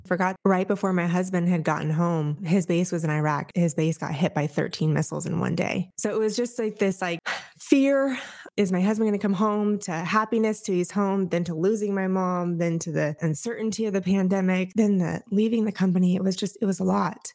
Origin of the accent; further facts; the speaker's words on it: Orange County, California, United States; moved away as an adult; also born or lived in Enterprise, Alabama; now in Tampa, United States; I am Orange County at heart. I was raised, I was born and raised there, lived there for thirty years before the military decided to move us